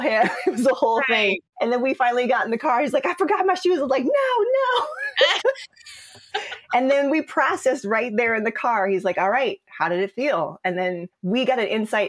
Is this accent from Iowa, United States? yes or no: yes; Des Moines, Iowa, United States; moved away as an adult; also born or lived in Chicago, Illinois; I'm a mixed girl from Des Moines, Iowa, that moved immediately to Chicago as soon as she possibly could after graduating high school. So I love growing up in Des Moines.